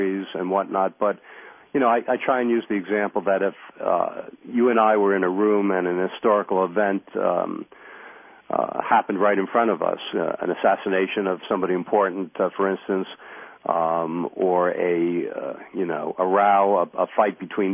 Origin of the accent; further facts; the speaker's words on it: New York, United States; I grew up in New York